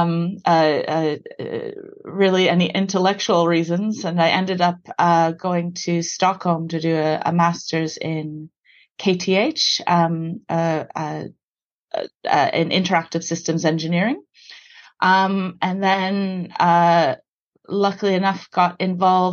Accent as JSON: {"language": "English", "town": "Toronto", "region": "Ontario", "country": "Canada", "tie": "born or raised there", "accent": "Canadian", "said": "So I was born in Toronto, in Canada. I grew up in the suburbs there, to Irish parents"}